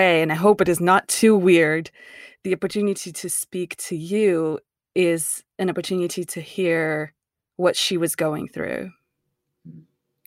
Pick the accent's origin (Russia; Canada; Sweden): Russia; now in United States; I'm from Russia